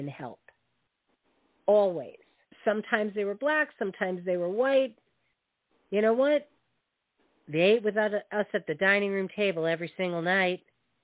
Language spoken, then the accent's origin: English; the North, United States; growing up in the North